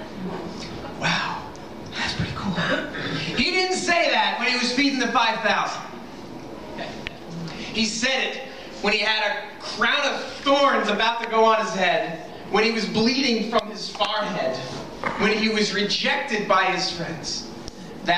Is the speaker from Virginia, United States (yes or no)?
no; New York, United States; now in Rhode Island, United States; I grew up in New York